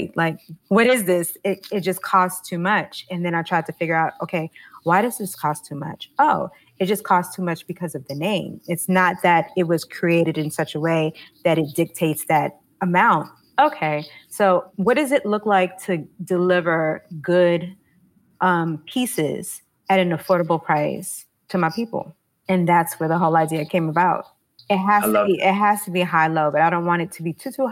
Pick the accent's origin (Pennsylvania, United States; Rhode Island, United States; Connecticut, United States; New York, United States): New York, United States; New York City; I grew up in Harlem during the crack era in the 80s.